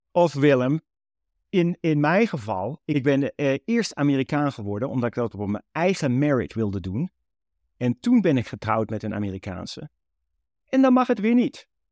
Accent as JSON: {"language": "Dutch", "country": "Netherlands", "tie": "born or raised there", "moved": "yes", "said": "Wij zijn geboren en getogen Nederlanders uit Nederlandse ouders"}